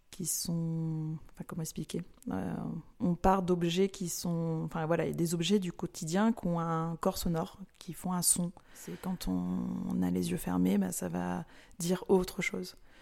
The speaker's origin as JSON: {"language": "French", "town": "Nice", "region": "Provence-Alpes-Côte d'Azur", "country": "France", "tie": "born or raised there", "moved": "yes", "lives_now": "Marseille, France", "said": "moi je suis originaire de la Méditerranée. Bon, Marseille ça en fait partie, mais de Nice"}